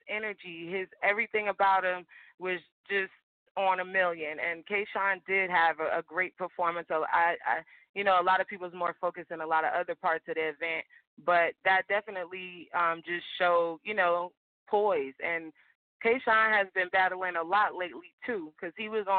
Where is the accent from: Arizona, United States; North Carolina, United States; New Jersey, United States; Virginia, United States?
New Jersey, United States; Newark; I'm from Newark